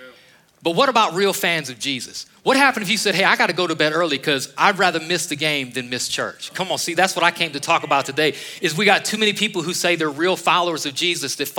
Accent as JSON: {"language": "English", "region": "Northeast Ohio", "country": "United States", "tie": "born or raised there", "moved": "as an adult", "said": "I was raised in Ohio"}